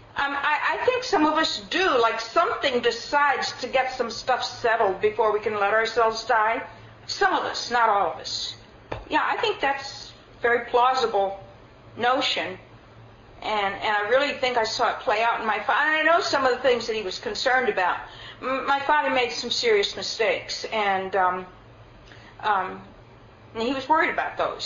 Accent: United States; I'm an American

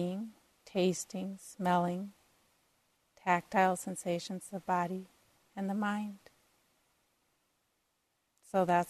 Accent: Minneapolis, Minnesota, United States; I grew up in Minneapolis, so north of Minneapolis

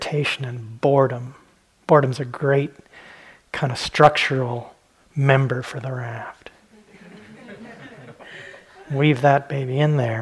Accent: Southwest, United States; when I was a kid, I grew up in the Southwest

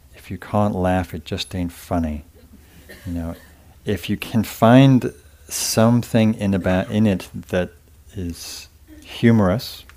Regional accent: England, United Kingdom; being English

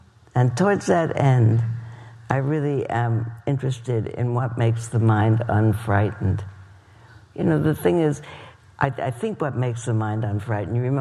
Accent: East Coast, United States; moved away; Where I grew up on the East Coast

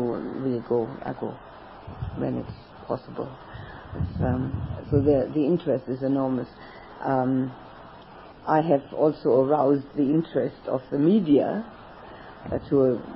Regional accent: Berlin, Germany; moved away; also born or lived in Australia; in Berlin, my hometown

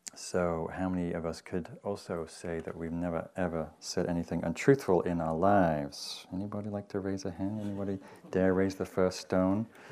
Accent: Newcastle, North East England, United Kingdom; moved away; the Newcastle, which was the big town where I grew up in Northern England.

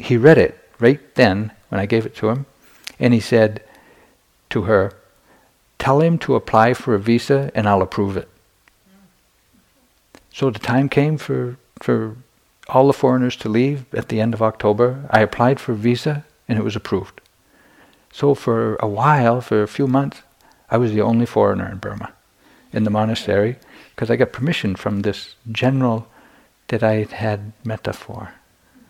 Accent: United States; moved away as an adult; also born or lived in Myanmar; I'm an American monk

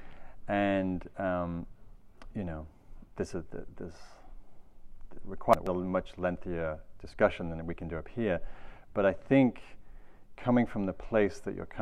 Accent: England, United Kingdom; now in California, United States; I'm from England.

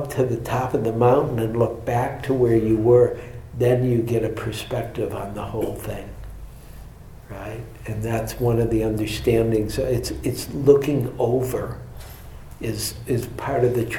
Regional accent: Michigan, United States; I'm from Michigan

